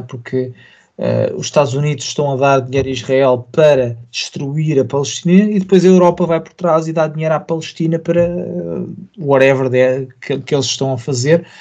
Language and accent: Portuguese; Portugal; preocupa-me como português, preocupa-me como europeu